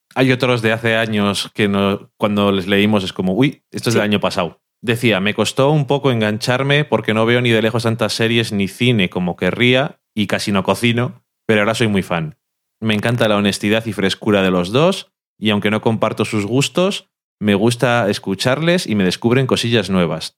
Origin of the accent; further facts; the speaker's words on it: Burgos, Castile and León, Spain; yo soy de Burgos también y también me sé los pueblecicos